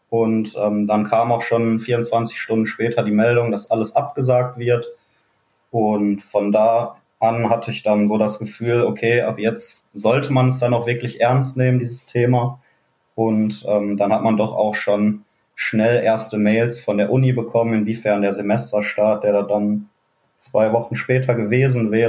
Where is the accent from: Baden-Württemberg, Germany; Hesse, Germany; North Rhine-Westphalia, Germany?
North Rhine-Westphalia, Germany; Neukirchen-Vluyn; komme aus dem wunderschönen Neukirchen